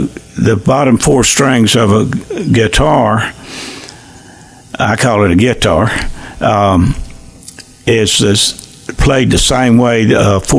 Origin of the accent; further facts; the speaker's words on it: Sopchoppy, Florida, United States; But I grew up in the Southern Baptist Church in Sop Choppy. We had three churches.